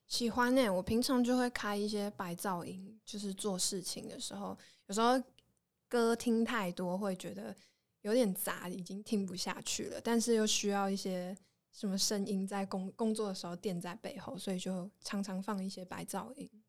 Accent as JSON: {"language": "Chinese", "region": "Taoyuan", "country": "Taiwan", "also_born_or_lived": "Taichung", "moved": "as an adult", "said": "我是桃园人，但好像很多人都以为我是台中人。"}